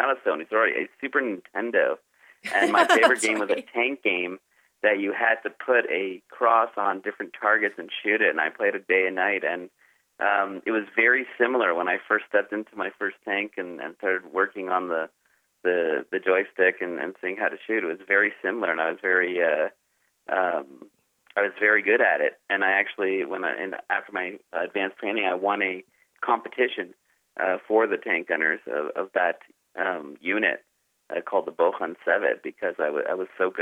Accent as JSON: {"language": "English", "town": "Dallas", "region": "Texas", "country": "United States", "tie": "born or raised there", "moved": "yes", "lives_now": "Jerusalem, Israel", "said": "I was raised in Dallas, Texas in the late 70s, early 80s"}